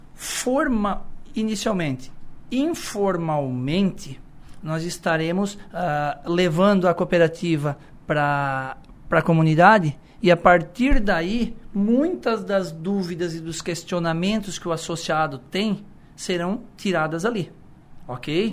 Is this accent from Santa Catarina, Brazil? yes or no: yes; Içara, Santa Catarina, Brazil; a gente é da cidade, a gente é natural da Isara, a gente vem da roça de família tradicional